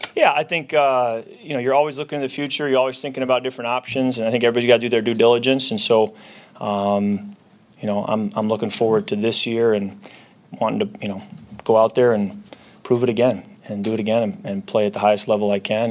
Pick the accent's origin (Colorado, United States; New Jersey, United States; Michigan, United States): Michigan, United States; Holland; moved away; our paper in my hometown